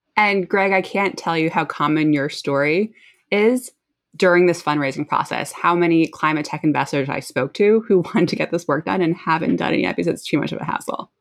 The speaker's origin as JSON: {"language": "English", "region": "New Jersey", "country": "United States", "tie": "born or raised there", "moved": "yes", "said": "I grew up in New Jersey, where I'm actually currently living again"}